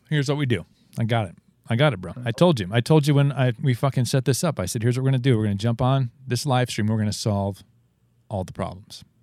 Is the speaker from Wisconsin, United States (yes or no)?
yes; Wisconsin, United States; my by youth in a small town in Wisconsin